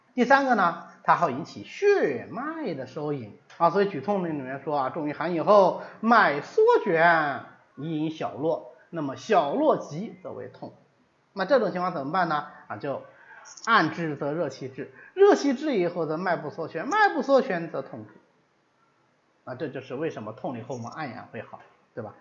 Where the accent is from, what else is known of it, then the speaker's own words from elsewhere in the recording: China; 我们中国人穿衣服的习惯